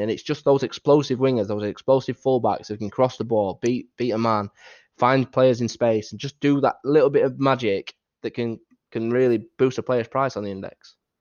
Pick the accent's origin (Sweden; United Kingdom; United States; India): United Kingdom; Doncaster, Yorkshire and the Humber; accent: northern; as you can tell from, from, from my accent, I live up north in a place called Doncaster